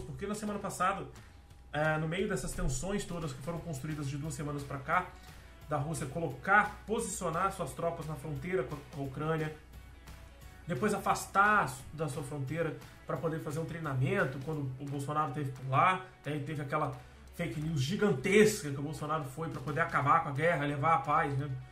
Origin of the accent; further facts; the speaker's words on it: Brazil; como brasileiro